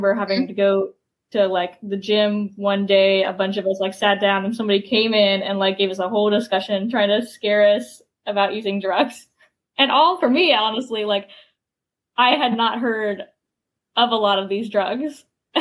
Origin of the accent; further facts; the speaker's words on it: Ohio, United States; I'm from Ohio